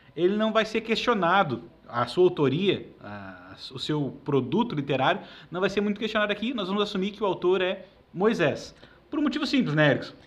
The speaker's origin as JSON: {"language": "Portuguese", "country": "Brazil", "said": "nós somos brasileiros, é a nossa herança"}